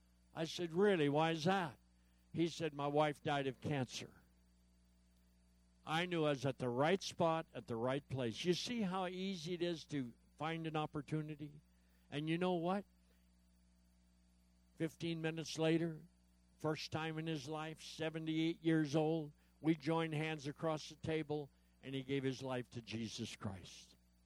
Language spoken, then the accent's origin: English; Yakima, Washington, United States; I said, I'm from Yakima, Washington.